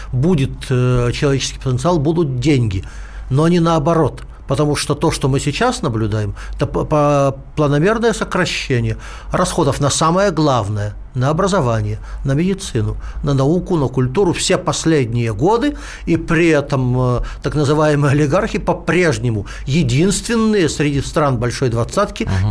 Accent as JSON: {"language": "Russian", "town": "Omsk", "region": "Omsk Oblast", "country": "Russia", "tie": "born or raised there", "moved": "yes", "said": "из моего родного города Омска"}